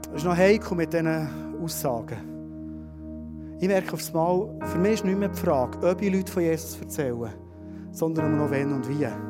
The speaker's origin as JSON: {"language": "German", "country": "Switzerland", "said": "wir Schweizer"}